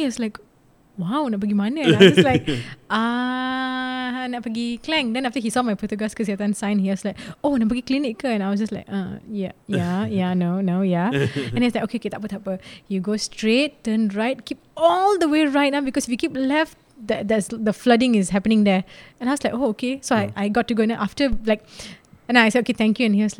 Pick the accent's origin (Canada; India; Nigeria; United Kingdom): India; Some don't know I'm Indian.